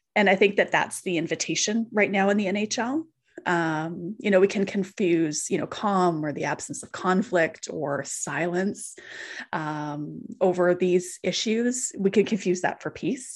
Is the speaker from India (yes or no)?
no; Canadian Prairies, Canada; I'm a Canadian Prairie kid.